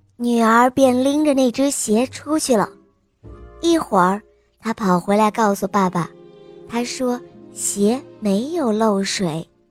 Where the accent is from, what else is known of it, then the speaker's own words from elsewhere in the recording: Xi'an, Shaanxi, China; 我今年四岁了，我来自西安